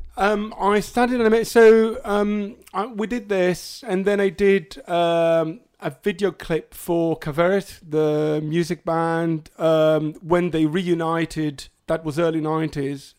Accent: Hadera, Haifa District, Israel; moved away; I'm from Khadera originally

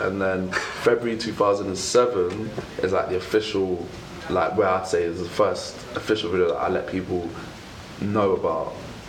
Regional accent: London, United Kingdom; born or raised there; also born or lived in Luton

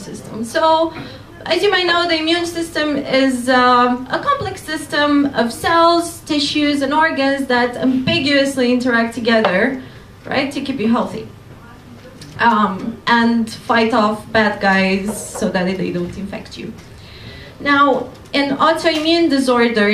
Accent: Romania; moved away as an adult; now in London, United Kingdom; I come from Romania and I'm doing a PhD in immunology at Imperial College London

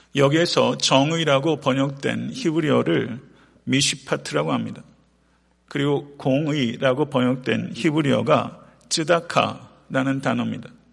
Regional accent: South Korea; now in United States; 태평양을 건너서 미국에 살고 있는 우리로서 고국과 사랑하는 조국과 일정 정도의 거리를 떨어져 있는 우리로서

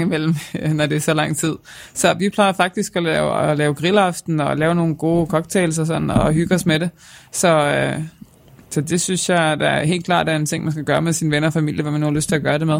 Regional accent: Denmark

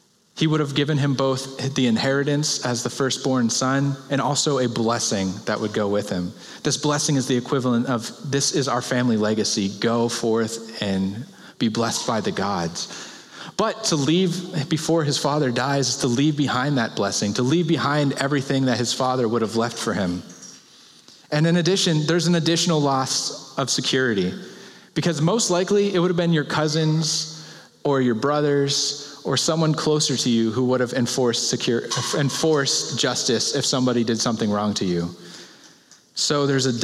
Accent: Pennsylvania, United States; now in Chicago, United States; I'm from Pennsylvania

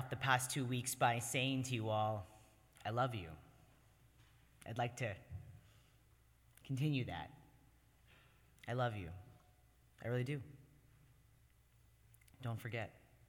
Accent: Canada; now in United States; every single year, at least half a dozen people remember that I'm Canadian and invite me to join their family

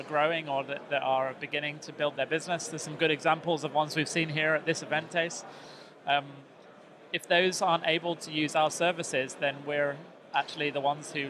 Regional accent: North West England, United Kingdom; I'm from the northwest.

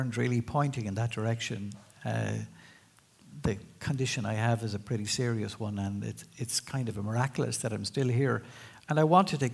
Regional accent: Sligo, Connacht, Ireland; in my hometown, with the people I love and among my own.

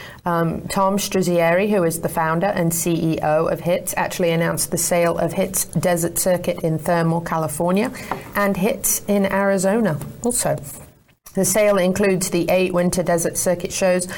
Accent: United Kingdom; now in Ocala, United States; I'm a Brit

